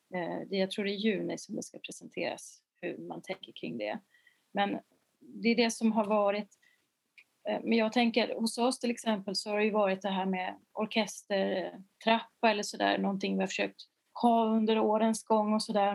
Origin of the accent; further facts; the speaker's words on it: Uppsala, Uppsala County, Sweden; när jag var liten och jag kom från Uppsala